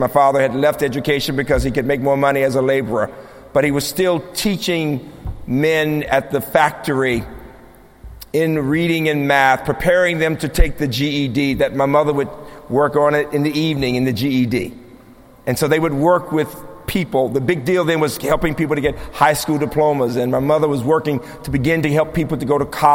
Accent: Birmingham, Alabama, United States; moved away; my own childhood growing up in Birmingham

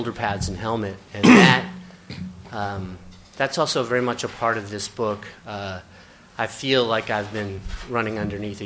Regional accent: Baltimore, Maryland, United States; moved away as an adult; also born or lived in Ohio / Washington, D.C. area; as I started to become more acclimated to my hometown as I moved back

